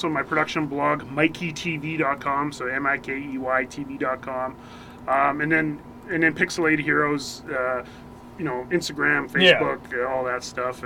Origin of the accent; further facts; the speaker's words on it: Northwest Territories, Canada; being isolated growing up in Northwest Territories.